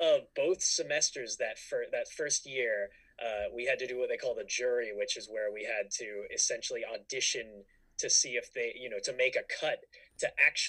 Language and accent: English; Bay Area, Northern California, United States; moved away as an adult; also born or lived in Orange County, California; now in Burbank, United States; I grew up in Northern California in like the Bay Area.